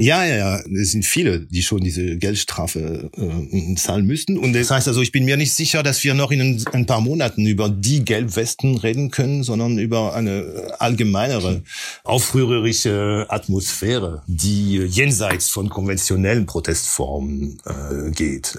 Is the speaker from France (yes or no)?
yes; near Rouen, Normandy, France; German is a second language; also born or lived in Corsica (family origin); now in Germany; bin ich in, der Normandie, in der Nähe von Rouen aufgewachsen